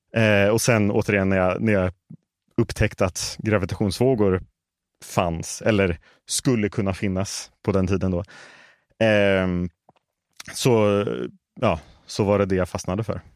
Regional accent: Stockholm, Stockholm County, Sweden; moved away as an adult; now in Las Vegas, United States; jag är uppvuxen här i Stockholm

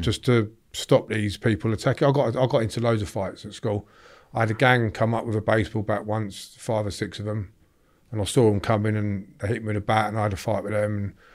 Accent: Draughton, East Midlands, United Kingdom; I grew up in a little, uh, village in Northamptonshire called Drawton

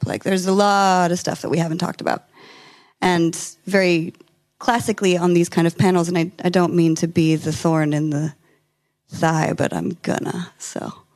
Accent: California, United States; I'm from California

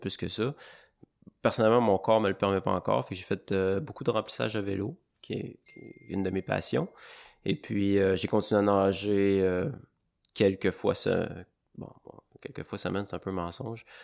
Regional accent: Baie-Saint-Paul, Quebec, Canada; je suis originaire de Charlevoix. J'ai grandi à Baie-Saint-Paul

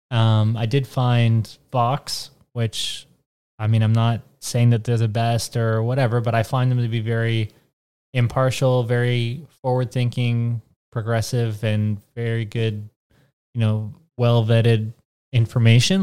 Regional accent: Canada; I'm Canadian

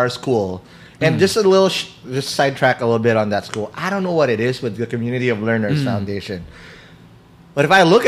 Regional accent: Quezon City, Metro Manila, Philippines; I'm from Kamuning.

